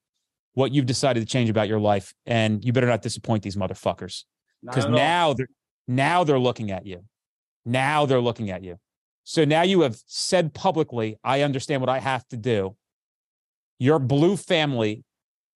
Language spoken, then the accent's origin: English; New Jersey, United States; I'm from Jersey